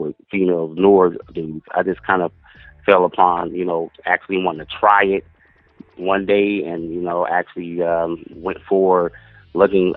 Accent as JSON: {"language": "English", "town": "Long Beach", "region": "California", "country": "United States", "tie": "born or raised there", "also_born_or_lived": "New York", "moved": "as an adult", "said": "I'm originally from Long Beach, California. Born and raised"}